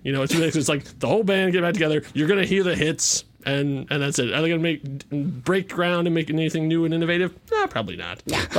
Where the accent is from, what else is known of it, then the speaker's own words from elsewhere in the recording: Arizona, United States; It depends on places like my hometown here. I mean, Arizona